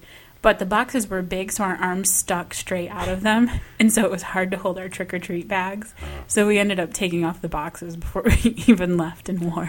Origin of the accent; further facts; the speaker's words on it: Michigan, United States; I grew up in Michigan